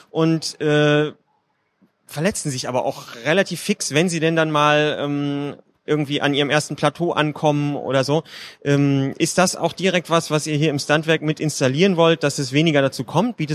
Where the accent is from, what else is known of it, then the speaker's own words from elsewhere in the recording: Berlin, Germany; ich komme aus Berlin, da haben in den letzten Monaten schon wieder zwei neue Boulderhallen aufgemacht und alle gehen dahin.